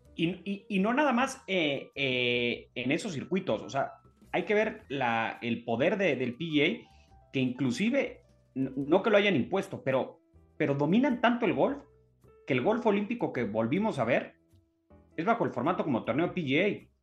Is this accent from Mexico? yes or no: yes; Mexico; nosotros como mexicanos